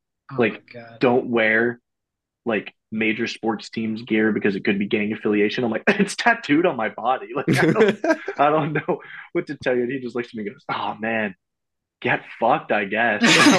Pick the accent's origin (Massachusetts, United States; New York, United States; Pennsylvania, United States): Pennsylvania, United States; Pittsburgh; moved away; I'm from Pittsburgh.